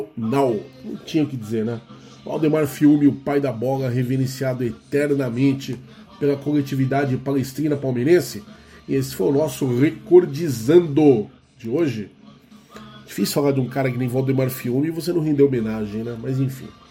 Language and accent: Portuguese; Guarulhos, São Paulo, Brazil; Guarulhos minha terra